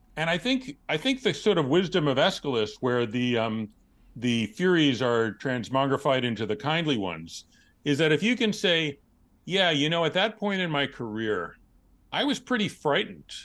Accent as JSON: {"language": "English", "town": "New York City", "region": "New York", "country": "United States", "tie": "born or raised there"}